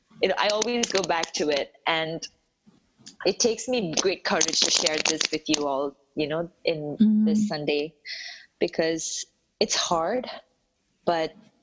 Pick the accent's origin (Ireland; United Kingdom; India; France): India; South India; I grew up in South India, so I don't look anything like the Southern Indians